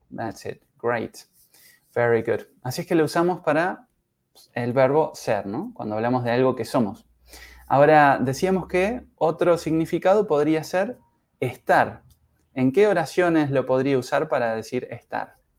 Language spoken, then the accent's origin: Spanish; Uruguay; soy uruguayo en mi caso, I'm from Uruguay. Yo soy de Uruguay